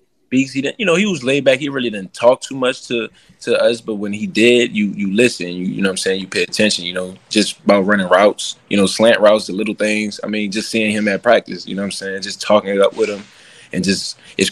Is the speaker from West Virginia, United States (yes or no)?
no; New Orleans, Louisiana, United States; I'm from New Orleans